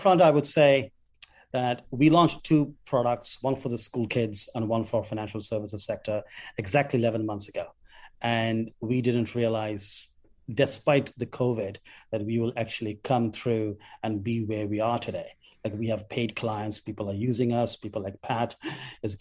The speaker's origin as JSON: {"language": "English", "town": "Kolkata", "region": "West Bengal", "country": "India", "tie": "born or raised there", "said": "as a 17-year-old when I was growing up in Calcutta"}